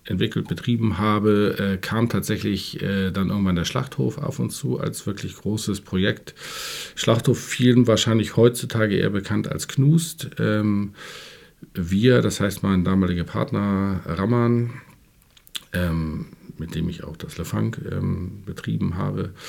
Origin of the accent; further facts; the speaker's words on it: Hamburg, Germany; ich bin schon in Hamburg geboren. Ich bin in, in Rissen geboren, also in den äußersten Elbvororten äh, und bin da auch groß geworden